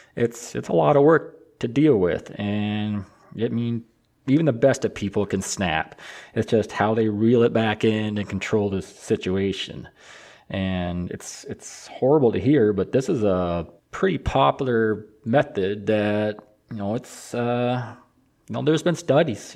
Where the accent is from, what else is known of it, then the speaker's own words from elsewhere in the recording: Michigan, United States; I'm from Michigan